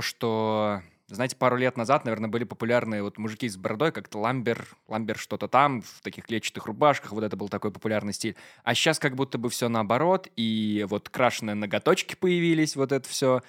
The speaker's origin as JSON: {"language": "Russian", "town": "Maladzyechna", "region": "Minsk Region", "country": "Belarus", "tie": "born or raised there", "said": "я из Молодечно"}